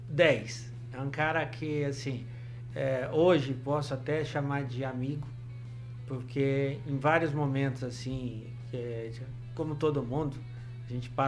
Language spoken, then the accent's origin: Portuguese; Ribeirão Preto, São Paulo, Brazil; born there; now in Maringá, Brazil; eu nasci em Ribeirão Preto, mas nasci assim, porque meu pai era pediatra aqui e acabei nascendo lá mas eu sou maringaense de coração, tá?